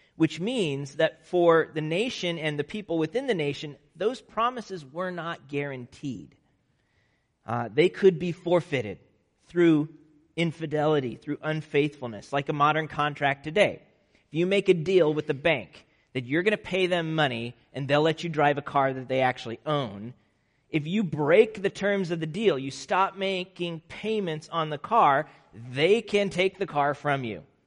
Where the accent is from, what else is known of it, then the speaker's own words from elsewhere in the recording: Nebraska, United States; moved away; also born or lived in Chicago; growing up in Nebraska